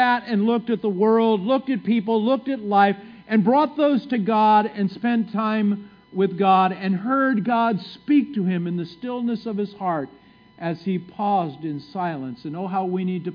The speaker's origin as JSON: {"language": "English", "region": "California", "country": "United States", "tie": "born or raised there", "moved": "as an adult", "said": "my wife and I moved here from California after living there our whole lives"}